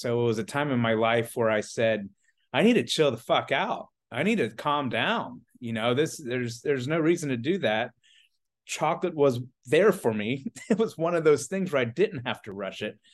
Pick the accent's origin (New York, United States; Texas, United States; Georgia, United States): Georgia, United States; Atlanta; moved away as an adult; also born or lived in Charleston, South Carolina; I'm originally from the Atlanta, Georgia area.